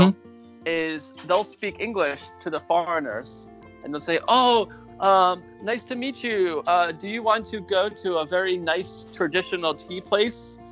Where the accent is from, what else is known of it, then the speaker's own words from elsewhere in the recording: United States; I'm from America